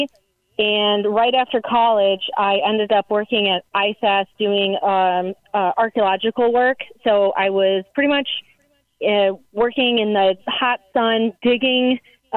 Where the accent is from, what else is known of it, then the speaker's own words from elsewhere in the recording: Joliet, Illinois, United States; moved away as an adult; now in St. Louis, United States; I'm originally from Joliet, Illinois, which is south suburbs of Chicago